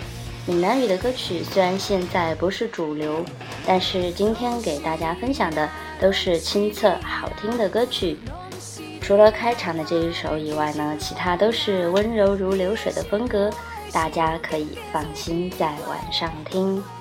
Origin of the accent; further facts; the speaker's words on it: Sichuan, China; 比如我们四川话的《…》，